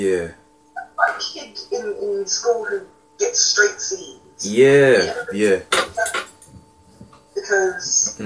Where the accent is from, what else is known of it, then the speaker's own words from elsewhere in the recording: United Kingdom; as a British citizen